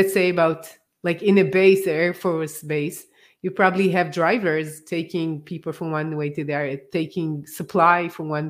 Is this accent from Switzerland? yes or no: no; Israel; I come from Israel